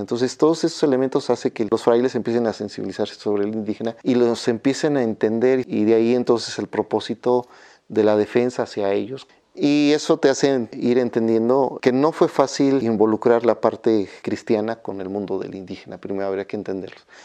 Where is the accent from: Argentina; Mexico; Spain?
Mexico